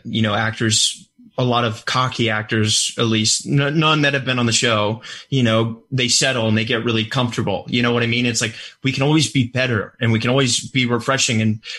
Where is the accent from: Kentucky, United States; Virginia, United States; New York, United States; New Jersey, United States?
Virginia, United States; Richmond; moved away; I'm from Richmond, Virginia.